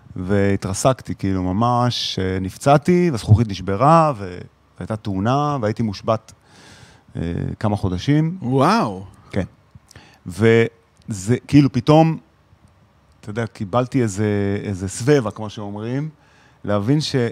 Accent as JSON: {"language": "Hebrew", "country": "Israel", "moved": "as an adult", "said": "ילד ישראלי"}